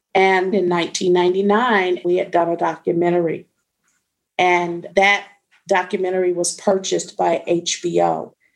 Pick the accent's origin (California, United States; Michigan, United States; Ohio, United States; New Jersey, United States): Michigan, United States; Detroit; I'm born and raised in Detroit, but I was born on the west side of Detroit